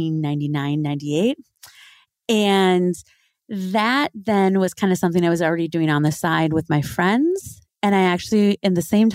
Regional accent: Twin Cities area, Minnesota, United States; moved away; I grew up in Minnesota, so in the Twin Cities area, Minneapolis, St. Paul area

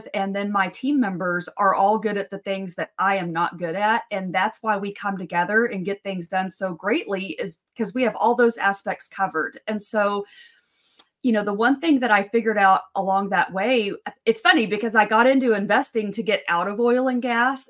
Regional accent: West Texas, United States; I'm from West Texas. My dad was a petroleum engineer. I grew up in the oil field.

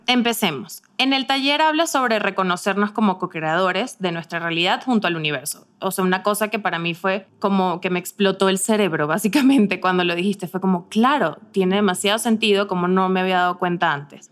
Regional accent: Venezuela; moved away as an adult; now in Mexico City, Mexico

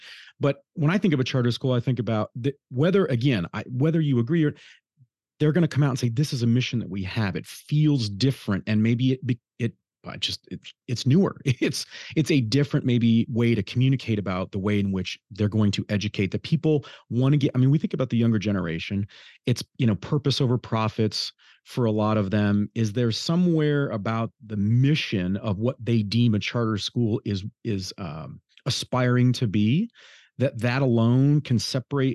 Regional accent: Detroit, Michigan, United States; I grew up in the Detroit area

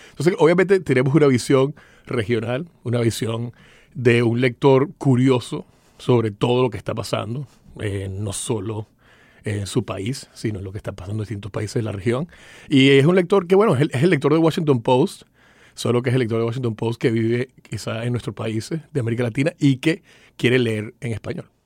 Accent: Venezuela; moved away as an adult; also born or lived in Miami; now in United States; nací en Venezuela, me vine acá a estudiar a la universidad

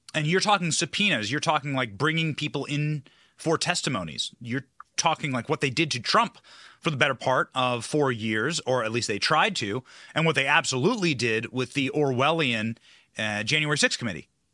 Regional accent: Iowa, United States; I was raised in Iowa.

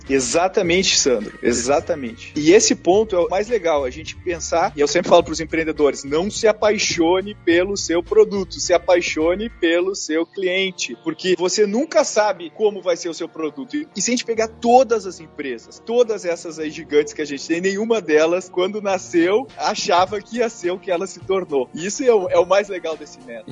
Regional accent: Gaúcho, Rio Grande do Sul, Brazil; eu sou gaúcho

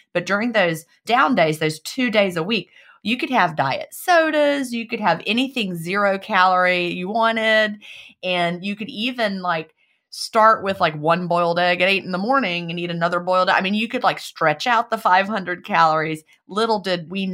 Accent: United States; in America

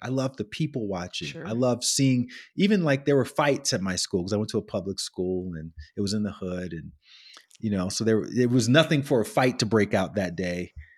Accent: Alabama, United States; I grew up in Alabama

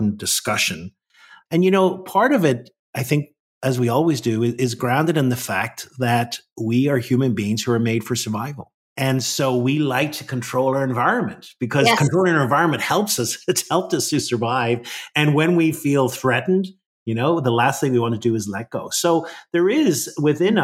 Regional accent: Ireland; now in Washington, D.C., United States; I think I still got my Irish blood

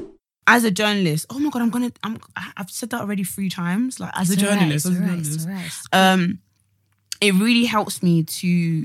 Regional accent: Nigeria; this is the thing where I'm coming from as a Nigerian.

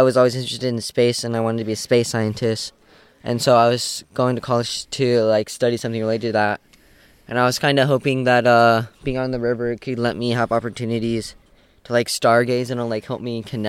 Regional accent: Ashland, Oregon, United States; I'm from Ashland, Oregon

